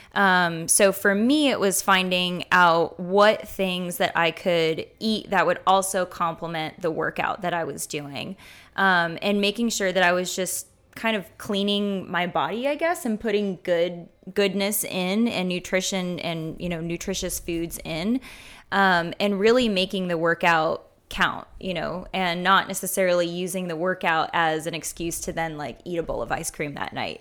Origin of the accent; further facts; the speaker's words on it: Fayetteville, Arkansas, United States; I grew up in Fayetteville, um, which is where the University of Arkansas is.